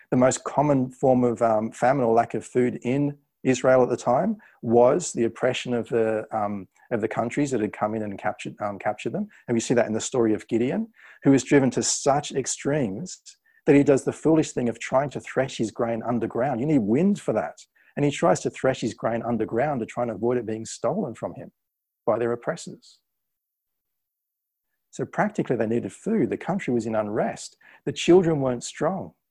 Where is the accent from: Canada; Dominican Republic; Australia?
Australia; now in England, United Kingdom; When I went to England, I went to England on a British passport that I got through my parents, and my accent started to change. You know, over the course of ten uh, to fifteen years that I've been there, my accent started to change.